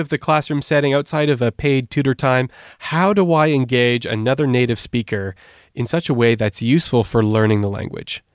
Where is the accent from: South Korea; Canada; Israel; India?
Canada; moved away as an adult; also born or lived in Turkey; now in Switzerland; I grew up in Canada. I'm not, uh, native to Switzerland, as you might tell from my accent.